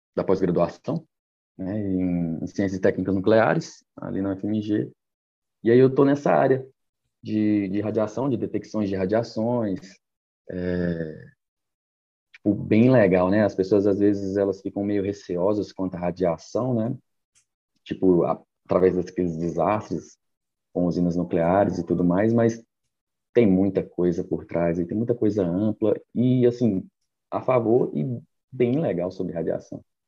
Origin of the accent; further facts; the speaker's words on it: Goiânia, Goiás, Brazil; also born or lived in Mato Grosso / Ouro Preto; now in Belo Horizonte, Brazil; sou natural de Goiânia, morei bastante tempo no Mato Grosso